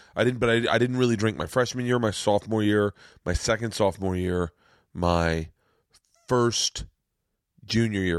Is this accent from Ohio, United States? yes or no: no; Florida, United States; I'm from Florida